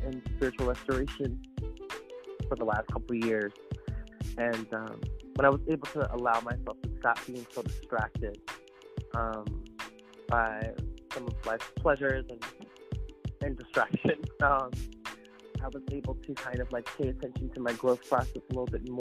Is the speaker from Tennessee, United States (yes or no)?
no; Philadelphia, Pennsylvania, United States; moved away as an adult; also born or lived in New York City; now in South Jersey, United States; I am originally from Philadelphia